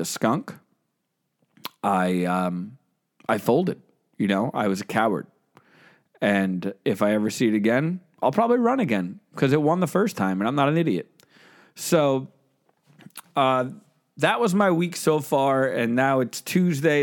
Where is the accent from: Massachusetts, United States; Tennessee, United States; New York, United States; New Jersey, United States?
New Jersey, United States; I'm from New Jersey.